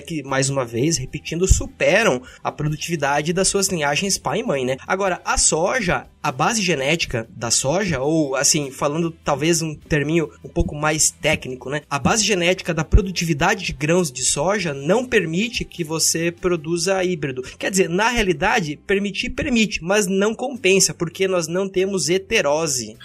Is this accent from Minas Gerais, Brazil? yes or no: no; Pato Branco, Paraná, Brazil; eu venho de Pato Branco, no sudoeste do Paraná